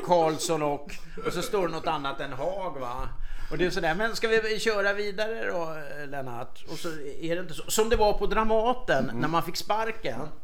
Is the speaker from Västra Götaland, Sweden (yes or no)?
no; Stockholm, Stockholm County, Sweden; jag kommer från Söderfort i Stockholm